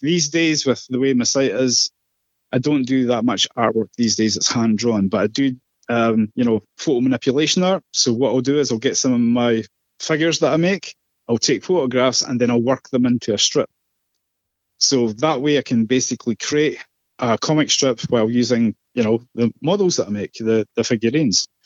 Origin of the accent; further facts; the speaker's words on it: Scotland, United Kingdom; I'm Scottish